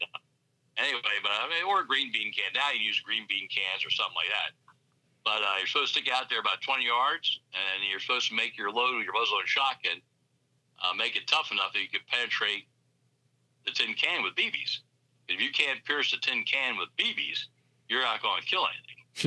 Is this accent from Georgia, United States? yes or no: no; Bucks County, Pennsylvania, United States; growing up in Bucks County